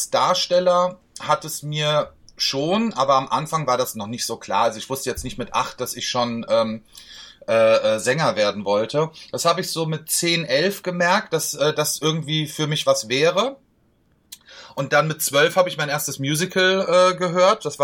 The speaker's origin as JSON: {"language": "German", "town": "Marburg", "region": "Hesse", "country": "Germany", "said": "Also, ich, bin ja, ich bin ja in Urhesse, ich komme ja aus Marburg an der Lahn."}